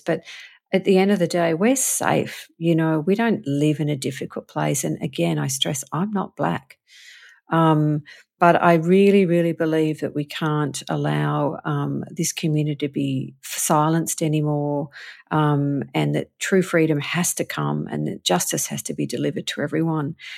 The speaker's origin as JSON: {"language": "English", "country": "Australia", "moved": "as an adult", "lives_now": "Los Angeles, United States", "said": "I'm an Australian like you and I'm, but I'm living here in America."}